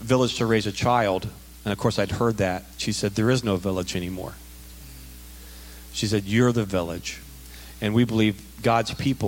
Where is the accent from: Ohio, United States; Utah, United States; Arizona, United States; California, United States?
Ohio, United States; Dayton; I was born and raised in the Dayton area.